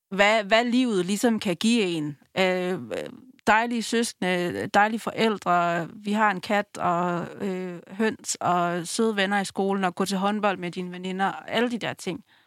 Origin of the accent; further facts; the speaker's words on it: Langeå, Denmark; Jeg er vokset op i Langeå